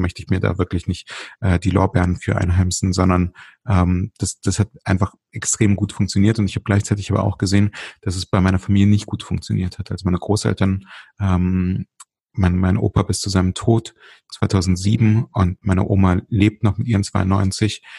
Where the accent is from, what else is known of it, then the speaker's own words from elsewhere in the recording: Berlin, Germany; also born or lived in Ukraine (Soviet Union); als wir 1984 und ich war damals äh, vier, knapp fünf Jahre alt, ähm, aus der heute Ukraine, damals Sowjetunion, nach Deutschland gezogen sind. Wir sind damals tatsächlich schon nach Berlin gezogen